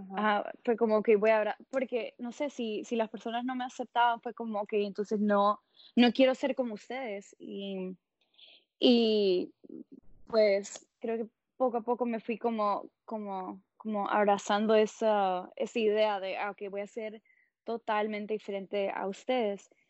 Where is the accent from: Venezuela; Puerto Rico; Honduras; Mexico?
Honduras; Tegucigalpa, Francisco Morazán; moved away as an adult; also born or lived in Columbus, Ohio; now in Seattle, United States; yo soy de Tegucigalpa, Honduras, y estoy viviendo en Seattle, Washington